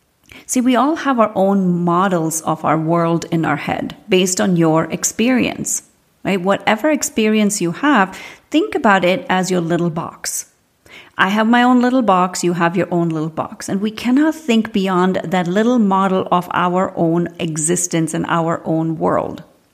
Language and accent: English; India; I grew up in India. And every part of India is almost like a different country of its own.